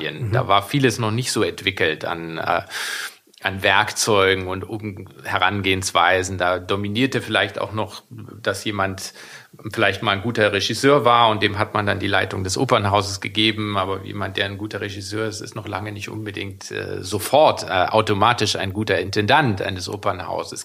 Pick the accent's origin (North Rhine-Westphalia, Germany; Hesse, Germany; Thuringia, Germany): Thuringia, Germany; Weimar; Ich bin ja in Weimar aufgewachsen